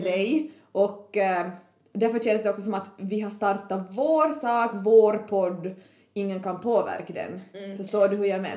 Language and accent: Swedish; Kristinestad, Ostrobothnia, Finland; jag är från Kristinestad men jag har ju ändå växt upp mycket i du, som på landet